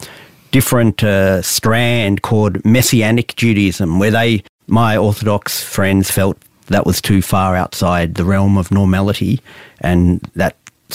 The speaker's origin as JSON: {"language": "English", "town": "Balwyn North", "region": "Victoria", "country": "Australia", "tie": "born or raised there", "said": "In North Baldwin in Victoria."}